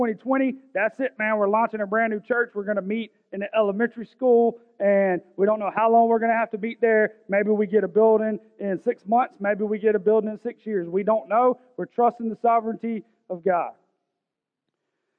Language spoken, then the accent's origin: English; Augusta, Georgia, United States; I'm from South Augusta. I'm from Richmond County